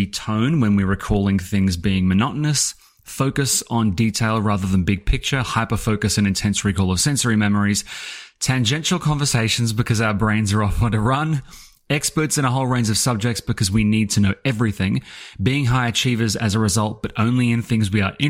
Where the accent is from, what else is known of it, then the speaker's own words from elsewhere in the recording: Scotland, United Kingdom; whereas I can't even do a Scottish accent and I'm originally Scottish.